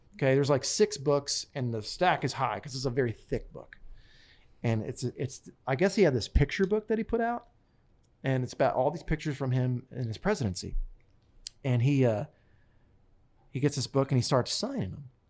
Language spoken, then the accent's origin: English; Smyrna, Delaware, United States; I grew up in Smyrna, Delaware, on a potato farm.